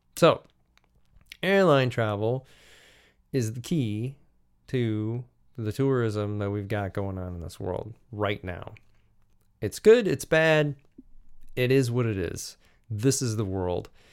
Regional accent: United States; Being an American

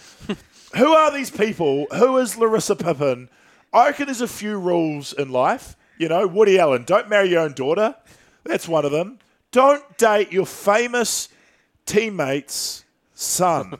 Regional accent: New Zealand; how I was raised in New Zealand

